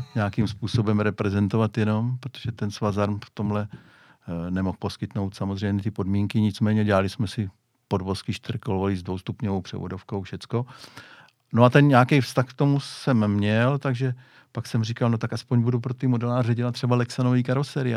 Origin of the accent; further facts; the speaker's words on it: Hradiště, Czechia; u nás v Hradišti dělal